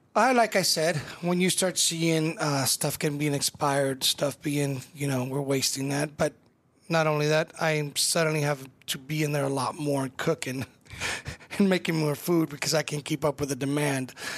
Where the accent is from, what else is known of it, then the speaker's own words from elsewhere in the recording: California, United States; now in Omaha, United States; I'm Mexican-American. I was born in California